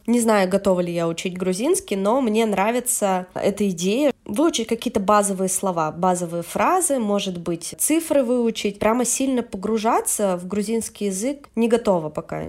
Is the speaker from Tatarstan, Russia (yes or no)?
no; Yekaterinburg, Sverdlovsk Oblast, Russia; moved away as an adult; now in Tbilisi, Georgia; я вообще из Екатеринбурга, с Урала